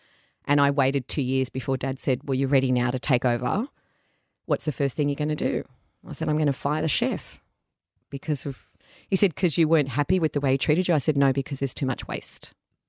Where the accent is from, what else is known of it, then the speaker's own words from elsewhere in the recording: Caringbah, New South Wales, Australia; So I went to school around Caringbah.